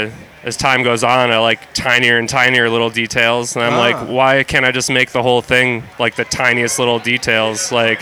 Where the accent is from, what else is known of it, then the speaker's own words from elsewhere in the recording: Minneapolis, Minnesota, United States; I'm from Minneapolis.